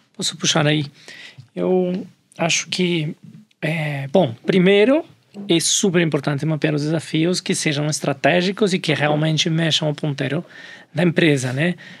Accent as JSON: {"language": "Portuguese", "country": "Colombia", "second_language": "Portuguese", "moved": "as an adult", "lives_now": "Brazil", "said": "Eu sou colombiano. vamos se acostumar com o meu sotaque estou aqui"}